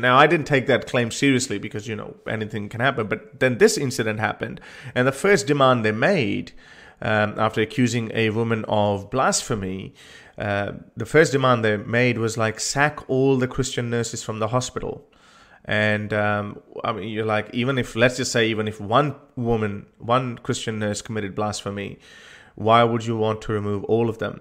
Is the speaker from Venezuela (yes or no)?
no; Lahore, Punjab, Pakistan; I was born in Lahore